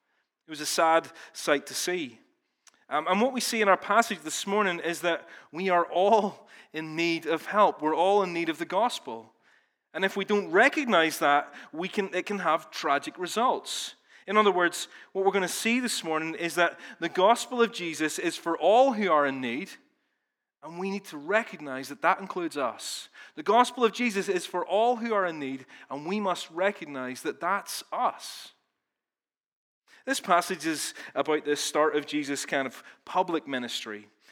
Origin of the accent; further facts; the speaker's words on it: Ballymena, Northern Ireland, United Kingdom; now in Belfast, United Kingdom; In reality, I've lived in Belfast longer than I've lived in Ballymena. I don't even sound like I'm from Ballymena anymore, although we were up there yesterday, and I definitely sounded like I was from Ballymena then.